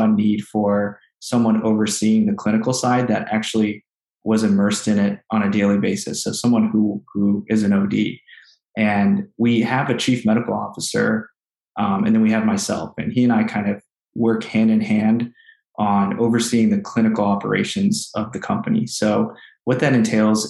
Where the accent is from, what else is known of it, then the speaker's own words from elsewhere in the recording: Cleveland, Ohio, United States; also born or lived in Columbus, Ohio; I grew up in the Cleveland area